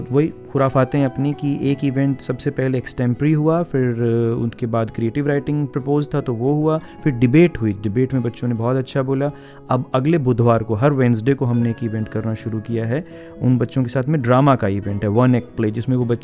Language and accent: Hindi; Haryana, India; first language Haryanvi; Hindi is a second language; मैं हरियाणवी जो गाने हैं उनको हरियाणवी में ही बोल के आपको सुनाऊँ जो मेरी मातृभाषा है जिसमें घर पे बात करते हैं बाहर हिंदी में बात करते हैं